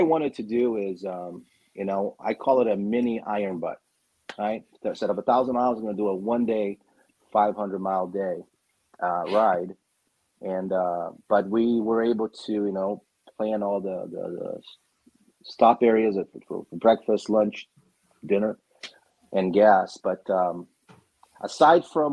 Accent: Arizona, United States; also born or lived in Brazil; I was born in Brazil and I was raised here

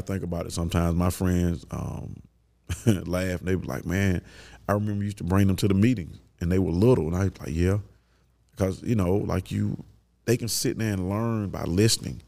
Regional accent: Kirkwood, United States; We grew up in Kirkwood.

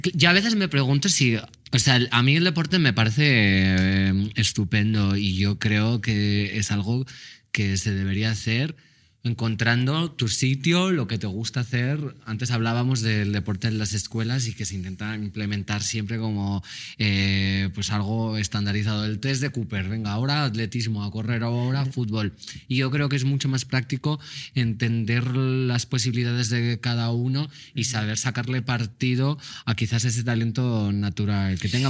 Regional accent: Mallorca, Balearic Islands, Spain; Yo, que soy de Mallorca

